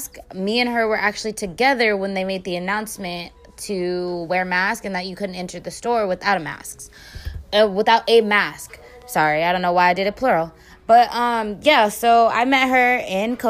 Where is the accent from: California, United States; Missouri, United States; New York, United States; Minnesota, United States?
California, United States; San Francisco; I'm from San Francisco.